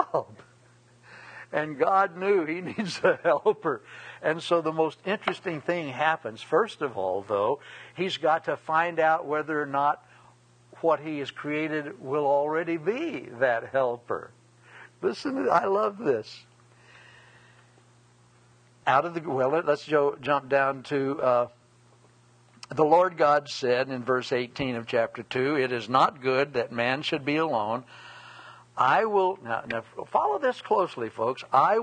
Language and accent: English; United States; I'm an American